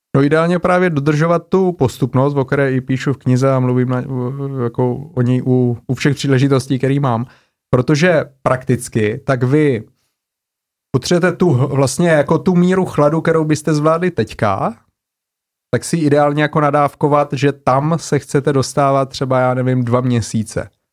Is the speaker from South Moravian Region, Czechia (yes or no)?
yes; Brno, South Moravian Region, Czechia; otevřeli nový obor na Masarykové univerzitě v Brně, odkud pocházím, kde jsem studoval.